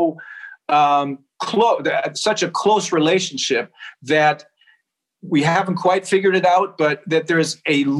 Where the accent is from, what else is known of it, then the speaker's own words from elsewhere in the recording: Bremen, Germany; also born or lived in Göttingen / Los Angeles / Japan; This is my hometown, Bremen